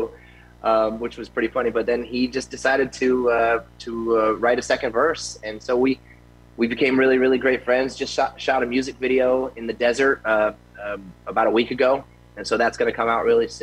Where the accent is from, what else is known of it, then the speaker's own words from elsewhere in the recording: Tampa, Florida, United States; now in Las Vegas, United States; I am from Tampa. I grew up in Tampa when I was 8 years old